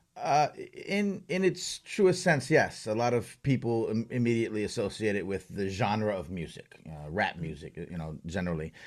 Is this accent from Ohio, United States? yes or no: no; Long Island, New York, United States; I grew up on Long Island.